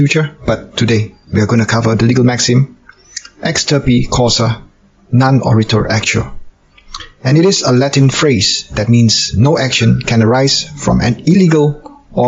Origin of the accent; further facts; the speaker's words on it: Malaysia; I'm a lawyer from Malaysia.